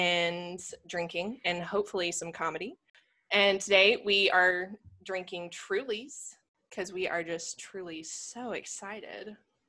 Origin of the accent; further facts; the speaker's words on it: Lancaster, South Carolina, United States; accent: Southern; moved away as an adult; now in Miami, United States; Now I've moved from small town Lancaster, South Carolina, and I've moved all the way to freaking Miami, Florida. So, you know, sorry about my accent.